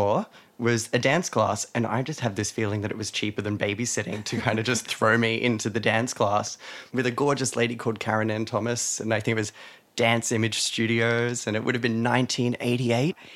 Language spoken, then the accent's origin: English; Weston, New South Wales, Australia; moved away; also born or lived in Del Mar; I grew up in a town called Weston.